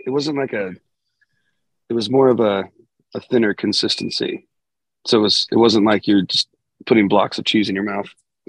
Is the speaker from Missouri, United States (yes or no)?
no; Southern California, United States; it's because we're from Southern California.